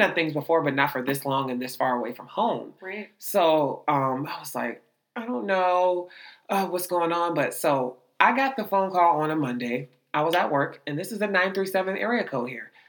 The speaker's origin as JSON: {"language": "English", "town": "Youngstown", "region": "Ohio", "country": "United States", "said": "Youngstown, Ohio"}